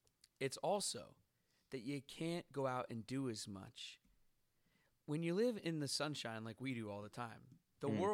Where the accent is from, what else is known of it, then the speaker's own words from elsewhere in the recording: Seattle, Washington, United States; moved away; it's rainy in my hometown of Seattle